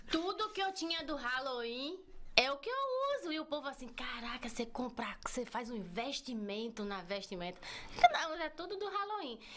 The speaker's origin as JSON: {"language": "Portuguese", "region": "Northeast Region", "country": "Brazil", "said": "só tinha eu do Nordeste. E eu tava na minha, ninguém ouviu meu sotaque e eu continuei calado."}